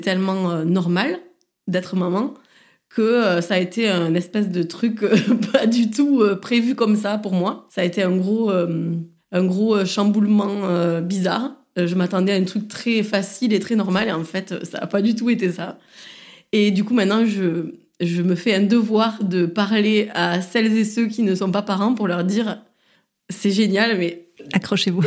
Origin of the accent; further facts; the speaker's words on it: Saint-Gaudens, Occitania, France; also born or lived in Toulouse; now in Marseille, France; Je suis née et je viens de Saint-Gaudens. Donc, c'est une petite ville